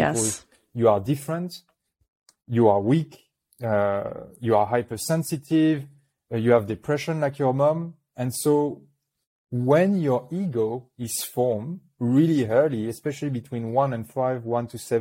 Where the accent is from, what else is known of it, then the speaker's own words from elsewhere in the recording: New Caledonia; accent: French; English is a second language; I was born in New Caledonia, which is a little French island in the Pacific.